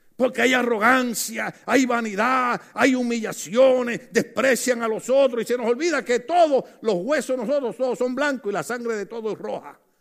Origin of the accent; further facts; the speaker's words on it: Puerto Rico; moved away; En mi país, en Puerto Rico